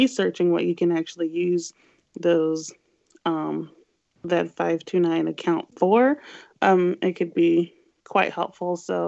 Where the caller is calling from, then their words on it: St. Louis, Missouri, United States; It's … in St. Louis.